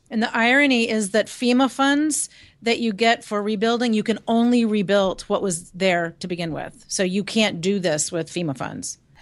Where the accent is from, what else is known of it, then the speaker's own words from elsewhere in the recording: Lynchburg, Virginia, United States; Lynchburg is my hometown, so my folks live there